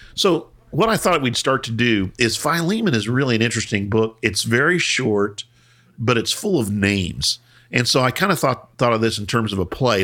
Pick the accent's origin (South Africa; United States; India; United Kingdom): United States; we're American